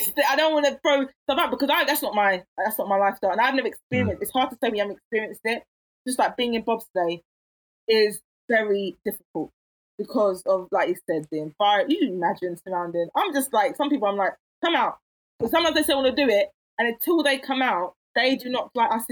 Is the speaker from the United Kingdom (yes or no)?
yes; England, United Kingdom; Even if I was raised in England, the blood is still hot.